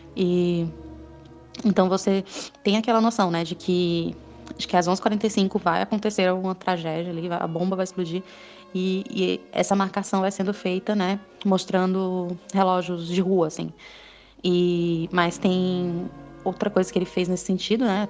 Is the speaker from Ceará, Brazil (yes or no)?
yes; Ceará, Brazil; moved away as an adult; now in São Paulo, Brazil; eu vim para São Paulo, né, eu sou do Ceará, e vim para São Paulo